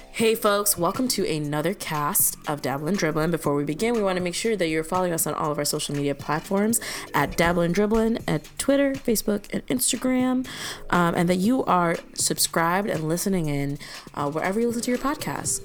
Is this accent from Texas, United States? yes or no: no; Chicago, Illinois, United States; moved away; As a Chicagoan